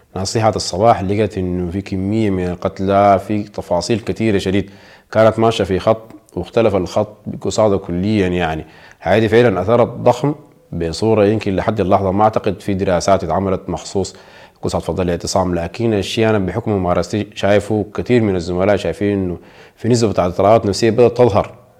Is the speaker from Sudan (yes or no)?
yes; Sudan; ونحن كشعب سوداني